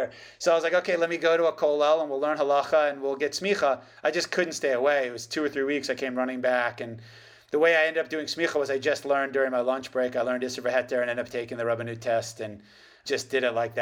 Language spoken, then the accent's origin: English; United States; moved away as an adult; now in Israel; my wife, we're both American and all of our family's in America